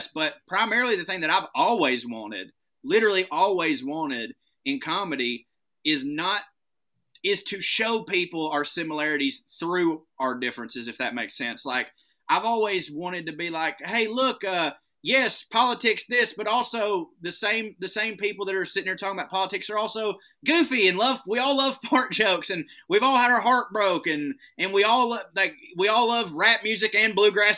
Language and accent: English; the South, United States; accent: Southern; my accent's a little bit thicker than yours